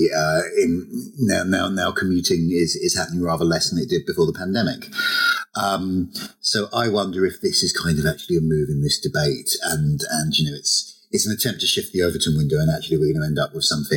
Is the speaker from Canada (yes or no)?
no; Romford, London, United Kingdom; I grew up in Romford